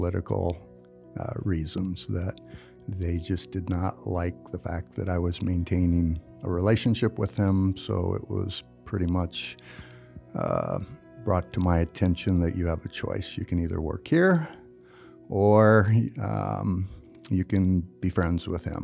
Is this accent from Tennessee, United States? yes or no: no; Hastings, Nebraska, United States; also born or lived in Wood River, Nebraska; I'm originally from Hastings, Nebraska. Actually, I was born in Wood River, so Scott Frost and myself are from Wood River, Nebraska. I liked Hastings. It was good for growing up in teenage years